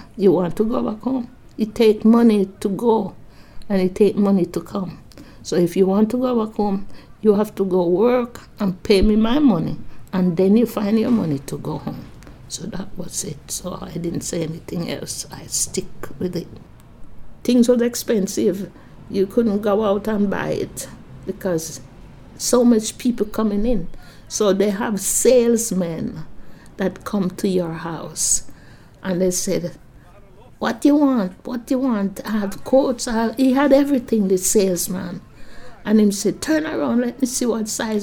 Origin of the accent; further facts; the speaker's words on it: Jamaica; moved away as an adult; now in United Kingdom; I'm a Jamaican. My way I talk, the clothes I wear